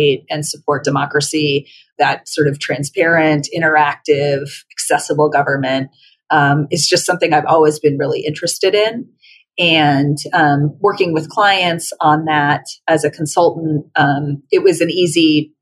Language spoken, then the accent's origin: English; Colorado, United States; moved away as an adult; coming back to my home state and contributing to the knowledge capital and the government sector here